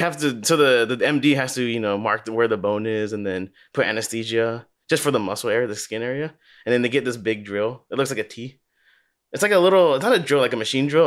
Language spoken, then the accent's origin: English; Los Angeles, California, United States; also born or lived in Glendale, California; we went to Granada Hills